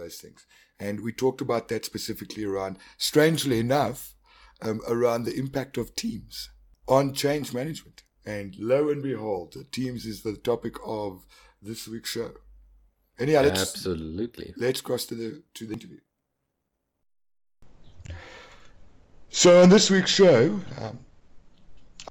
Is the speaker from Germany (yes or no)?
no; South Africa; accent: South African